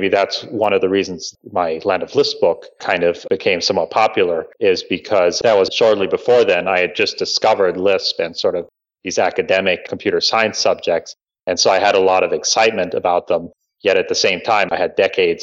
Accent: Bradenton, Florida, United States; I grew up in Florida, in kind of a backwater area in Bradenton, Florida.

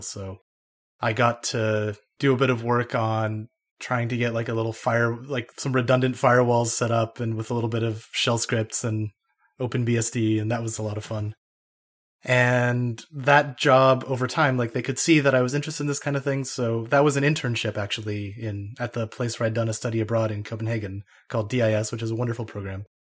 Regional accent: Idaho, United States; moved away as an adult; also born or lived in Denmark; I grew up in Idaho

